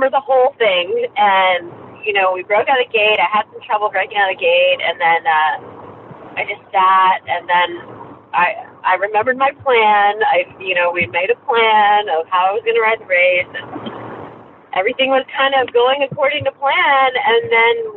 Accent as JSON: {"language": "English", "region": "South Carolina", "country": "United States", "tie": "born or raised there", "also_born_or_lived": "Nebraska", "said": "when I grew up in South Carolina"}